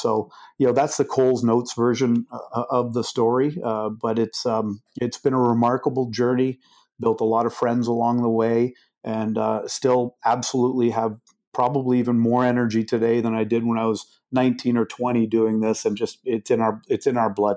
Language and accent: English; Canada; I am a Canadian, and I started my business in Canada